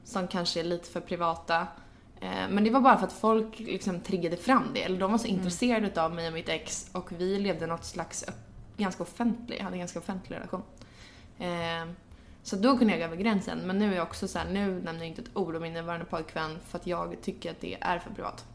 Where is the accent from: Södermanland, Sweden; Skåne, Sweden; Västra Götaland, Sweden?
Södermanland, Sweden; Gnesta; jag kommer från Gnesta utanför Stockholm